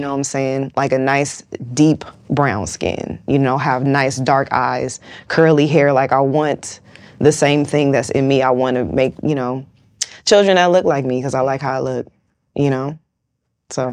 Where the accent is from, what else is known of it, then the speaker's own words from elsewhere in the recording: West Coast, United States; I'm from the West Coast.